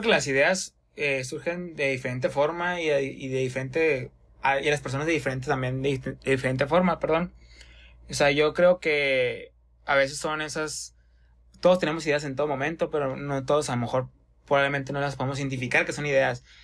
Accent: Hermosillo, Sonora, Mexico; somos de Hermosillo, Sonora

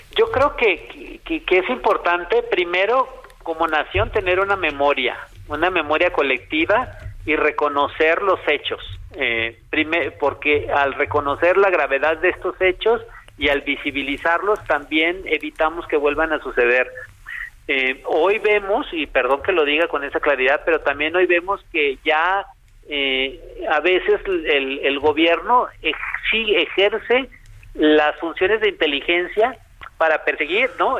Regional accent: Culiacán, Sinaloa, Mexico; yo soy de Culiacán

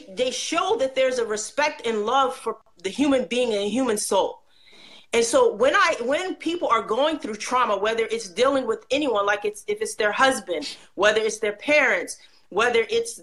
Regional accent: United States; also born or lived in Egypt / Saudi Arabia; I'm African American.

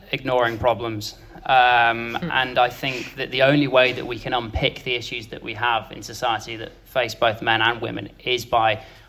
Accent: United Kingdom; we are still encouraged as men, and actually as British people, to keep calm, carry on

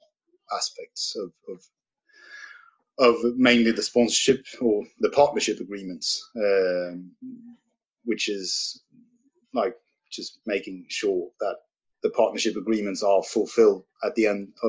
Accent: Stockholm, Stockholm County, Sweden; moved away as an adult; also born or lived in Thailand; I'm at my house or my apartment in the southern regions of Stockholm, Sweden, my hometown.

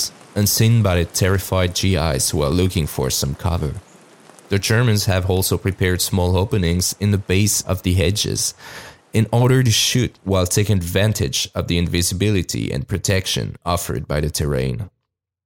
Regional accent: France; accent: French; English is a second language; my French accent

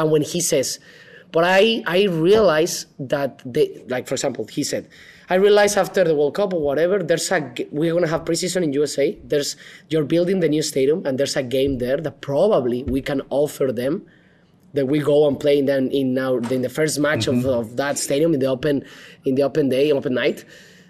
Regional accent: Guadalajara, Jalisco, Mexico; he was speaking from Manchester and I was from Guadalajara, and the first time we spoke.

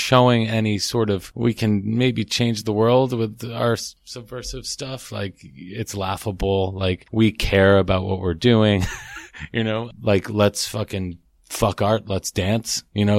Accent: Bay Ridge, New York, United States; because I'm from New York and we all grew up here. We're originally from Bay Ridge

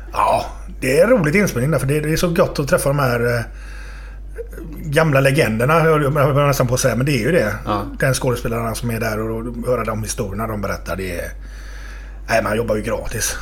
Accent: Partille, Västra Götaland, Sweden; jag är uppväxt i Partille

